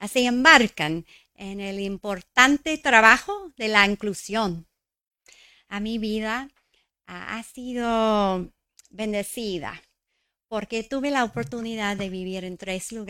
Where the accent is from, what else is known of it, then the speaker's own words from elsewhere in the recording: New Mexico, United States; Crecí en Nuevo México, el centro ah, de la cultura indígena de los Estados Unidos. quizás es por eso llamamos nuestro estado la Tierra Encantada.